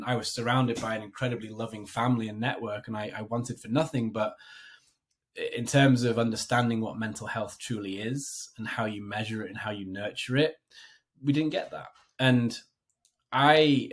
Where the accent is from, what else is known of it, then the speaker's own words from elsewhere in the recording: United Kingdom; moved away as an adult; also born or lived in London / Hong Kong; now in New Jersey, United States; So I am a Brit living in America. So I live in northern New Jersey